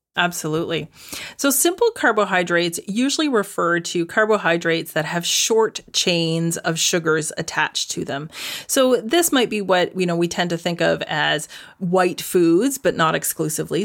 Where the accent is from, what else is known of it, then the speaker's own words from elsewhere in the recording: Canada; now in Netherlands; I'm currently living in the Netherlands, but I am Canadian, proudly.